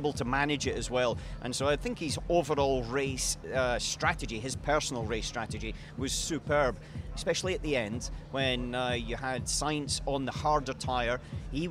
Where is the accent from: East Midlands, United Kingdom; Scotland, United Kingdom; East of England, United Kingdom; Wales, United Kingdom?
Scotland, United Kingdom; now in Monaco; I come from Scotland.